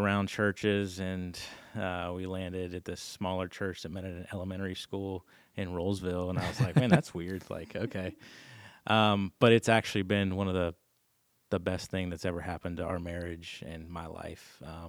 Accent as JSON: {"language": "English", "town": "Clinton", "region": "Maryland", "country": "United States", "moved": "yes", "said": "So I'm from Clinton, Maryland, little town outside of DC."}